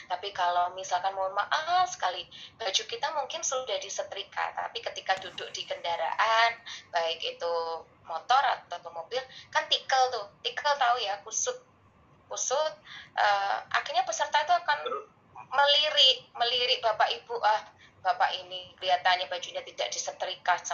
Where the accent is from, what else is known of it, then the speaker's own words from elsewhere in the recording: East Java, Indonesia; Misalnya kayak saya orang Jawa Timur tuh, ya udah kita ngomongnya nggak usah bahasa Indonesia.